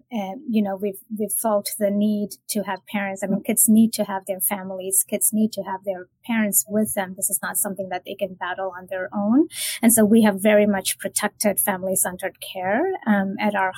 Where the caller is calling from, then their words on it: Boston, Massachusetts, United States; I'm calling from Massachusetts. I live and work in Boston